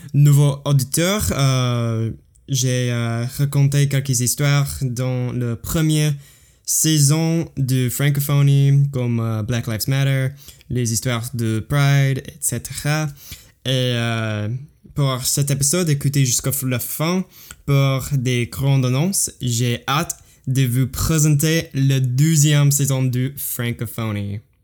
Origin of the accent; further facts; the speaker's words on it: United States; French is a second language; je suis américain, j'habite aux États-Unis